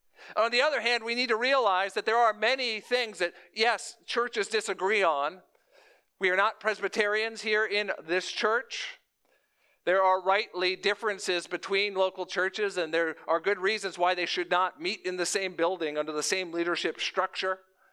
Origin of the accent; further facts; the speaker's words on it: Florida, United States; moved away; I'm a transplant from South Florida to the Midwest.